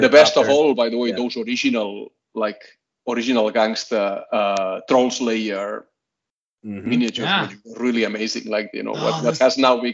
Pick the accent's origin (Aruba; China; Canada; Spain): Spain; Barcelona, Catalonia; I grew up in Barcelona